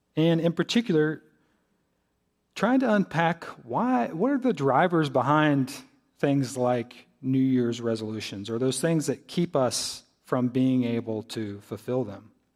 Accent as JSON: {"language": "English", "town": "Greensboro", "region": "North Carolina", "country": "United States", "tie": "born or raised there", "moved": "as an adult", "said": "I'm from Greensboro."}